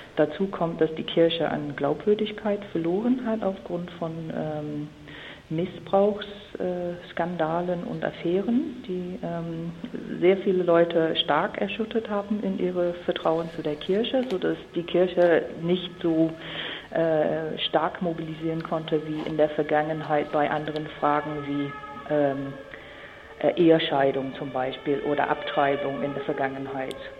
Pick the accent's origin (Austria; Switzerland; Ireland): Ireland; also born or lived in Mecklenburg-Vorpommern; now in Germany; also ich komme ursprünglich aus Irland. Meine ganze Familie ist ir irisch und wohnt auch in einer schönen ländlichen Gegend von Irland